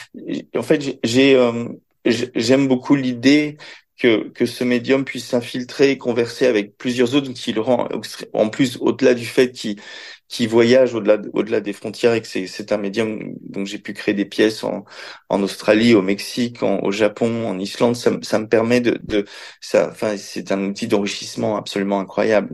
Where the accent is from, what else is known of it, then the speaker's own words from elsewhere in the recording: Belgium; j'ai grandi dans, j'ai grandi en Belgique